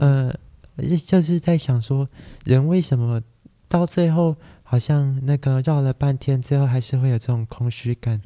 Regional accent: Taiwan; 虽然我是台湾人

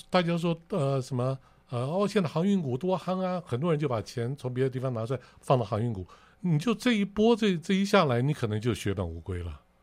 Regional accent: Taipei, Taiwan; moved away as an adult; now in Kaohsiung, Taiwan; 我是一个台北市出生对，土生土长的人

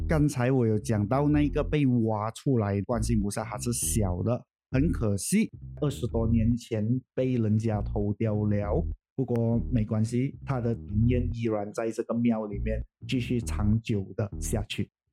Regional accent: Puchong, Selangor, Malaysia; 小弟是在这边长大的，算是我真正的家乡吧

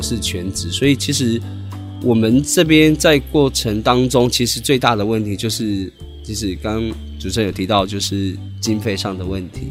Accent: Tai'an, Miaoli County, Taiwan; 我是来自苗栗泰安的泰雅族

